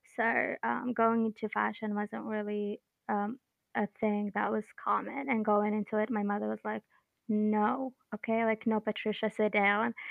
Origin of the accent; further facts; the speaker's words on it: Bahrain; I'm from Bahrain.